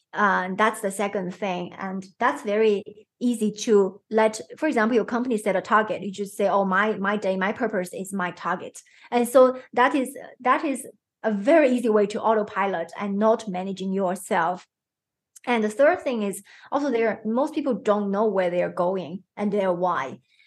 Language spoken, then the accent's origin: English; China; I'm growing from China, it's a highly competitive country.